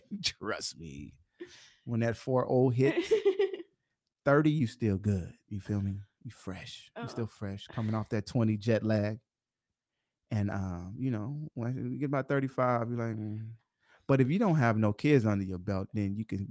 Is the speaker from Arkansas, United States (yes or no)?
yes; Little Rock, Arkansas, United States; moved away; I'm from Little Rock. I'm from the South, too.